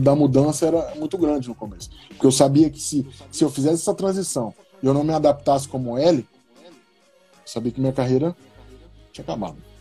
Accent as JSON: {"language": "Portuguese", "country": "Brazil", "moved": "as an adult", "said": "vim do Brasil, college, nunca joguei college ou high school nos Estados Unidos."}